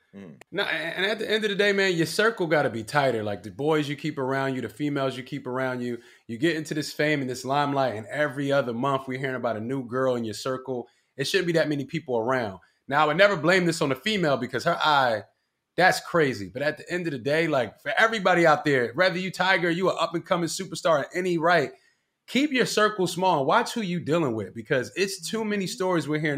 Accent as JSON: {"language": "English", "town": "Philadelphia", "region": "Pennsylvania", "country": "United States", "said": "I'm from Badlands, North Philly, right? It's a Puerto Rican neighborhood"}